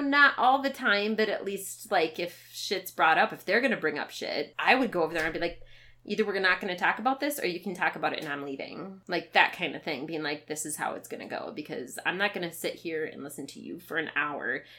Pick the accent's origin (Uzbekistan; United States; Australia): United States; Minnesota; Growing up in Minnesota